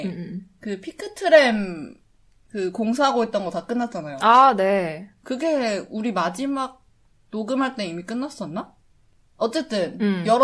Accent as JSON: {"language": "Korean", "country": "China", "tie": "born or raised there", "also_born_or_lived": "Abu Dhabi", "moved": "yes", "lives_now": "Hong Kong", "said": "저희는 중국에서 자랐잖아요."}